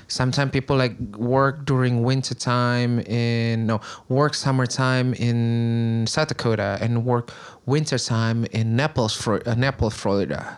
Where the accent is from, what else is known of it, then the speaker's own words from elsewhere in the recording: Bandung, West Java, Indonesia; English is a second language; moved away as an adult; now in Queens, New York, United States; I grew up in Bandung, which is actually Sundanese.